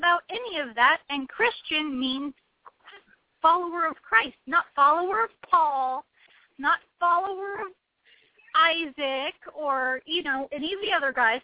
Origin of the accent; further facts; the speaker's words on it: United States; I was born in this country and I grew up being taught about the rights and responsibilities of being an American citizen